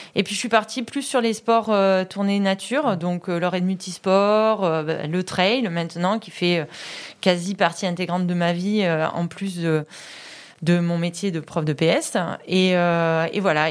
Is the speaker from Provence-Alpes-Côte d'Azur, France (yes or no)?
yes; Vaison-la-Romaine, Provence-Alpes-Côte d'Azur, France; also born or lived in Bédoin; je suis vauclusienne, moi, d'origine. J'habite Vaison, puisque je suis née là-bas